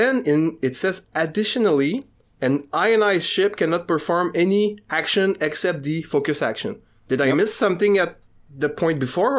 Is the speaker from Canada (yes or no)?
yes; Canada; Yeah, I'm French Canadian.